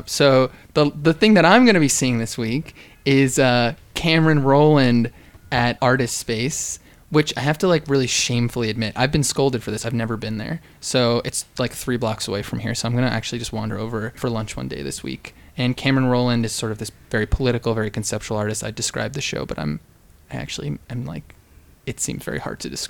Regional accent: United Kingdom; It's all right. I'm British

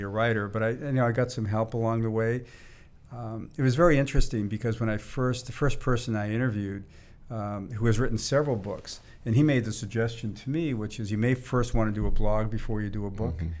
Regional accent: Boston, Massachusetts, United States; now in Silicon Valley, United States; I grew up in the in the Boston area

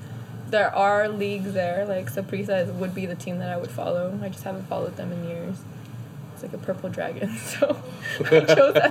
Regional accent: San Jose, Costa Rica; born there; I was born in San Jose, Costa Rica.

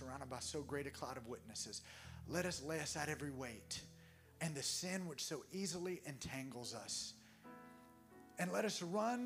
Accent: Alabama, United States; I was from Alabama where football's what you do.

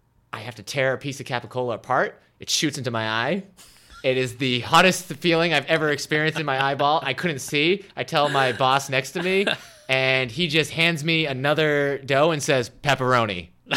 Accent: Haverhill, Massachusetts, United States; near Haverhill, Massachusetts, my hometown.

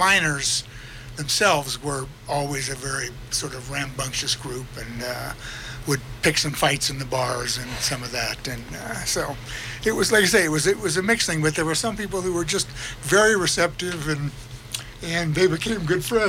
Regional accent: Lincoln, Nebraska, United States; moved away as an adult; also born or lived in Greeley, Colorado; now in Telluride, United States; I grew up in Nebraska

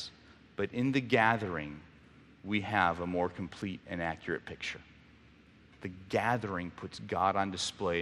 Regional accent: Mexico; moved away; I grew up in Mexico

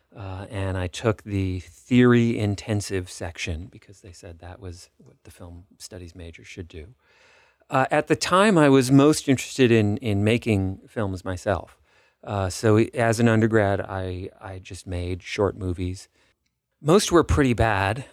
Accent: Los Angeles, California, United States; moved away; I grew up in Los Angeles

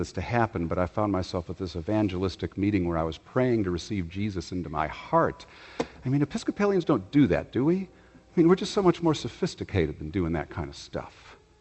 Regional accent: Chicago, Illinois, United States; moved away; also born or lived in the South (US); Growing up in Chicago

